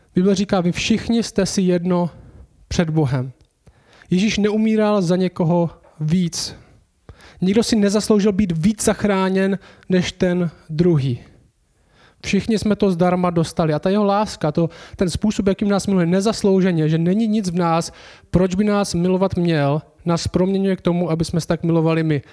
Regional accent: Czechia; My jsme v České republice, jsme Češi

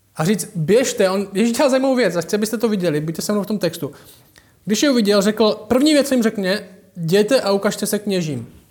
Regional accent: Šumperk, Olomouc Region, Czechia; Já jsem vyrostl v Temenici, v paneláku.

